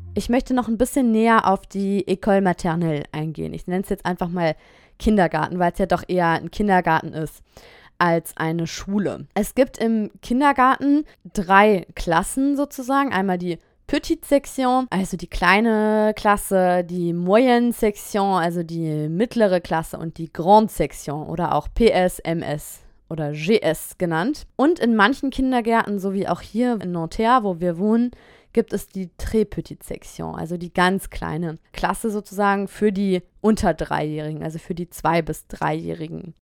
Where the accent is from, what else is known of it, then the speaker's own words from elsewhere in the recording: Germany; moved away as an adult; now in France; als Deutscher oder als Deutsche